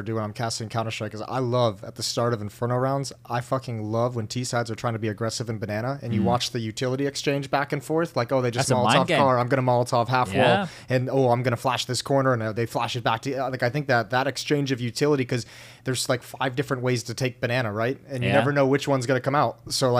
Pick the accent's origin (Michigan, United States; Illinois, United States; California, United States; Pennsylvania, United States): Michigan, United States; moved away; I'm also from Michigan